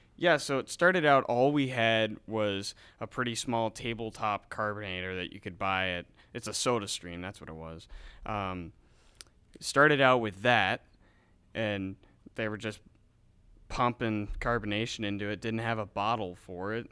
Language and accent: English; Independence, Missouri, United States; My hometown is Independence, Missouri